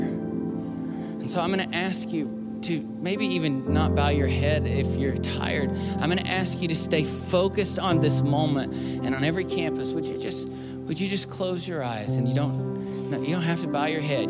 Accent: the South, United States; I grew up in the South

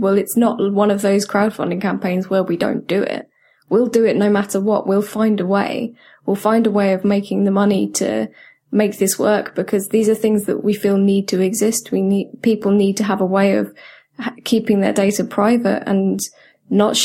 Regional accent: United Kingdom; I'm so British

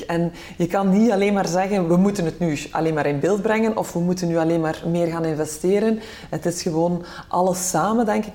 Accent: Belgium; wij als Belgen

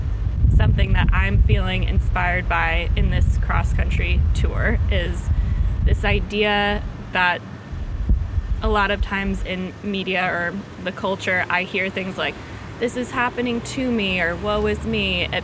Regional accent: Washington, District of Columbia, United States; I'm from Washington, D.C.

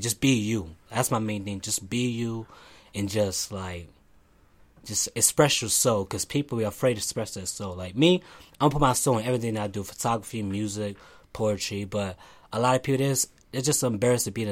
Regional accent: Lancaster, Pennsylvania, United States; I was born in Lancaster.

